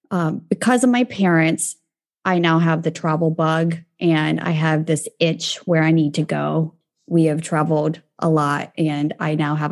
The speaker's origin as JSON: {"language": "English", "region": "Kansas", "country": "United States", "tie": "born there", "said": "So where I'm from can be complicated. I was born in Kansas"}